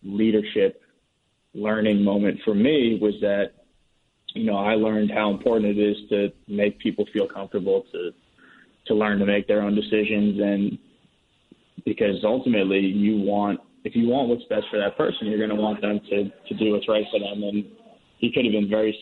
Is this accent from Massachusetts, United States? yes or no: yes; Red Sox hometown, Massachusetts, United States; my hometown team